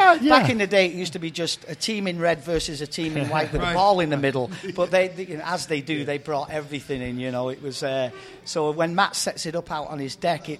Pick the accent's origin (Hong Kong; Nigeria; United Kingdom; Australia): United Kingdom; England; now in United States; played decent level of semi-pro in my hometown team in England.